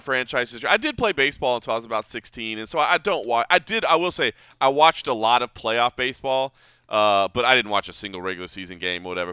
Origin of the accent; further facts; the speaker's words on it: Dallas, Texas, United States; now in Las Vegas, United States; I grew up in Dallas.